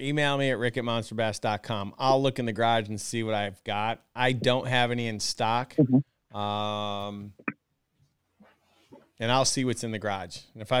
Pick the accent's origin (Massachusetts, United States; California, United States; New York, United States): New York, United States; Syracuse; I grew up in Syracuse.